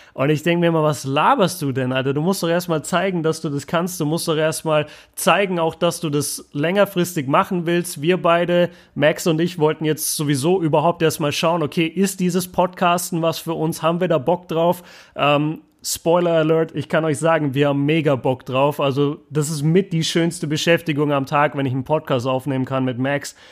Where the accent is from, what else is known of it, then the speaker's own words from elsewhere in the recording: Germany; ich als Deutscher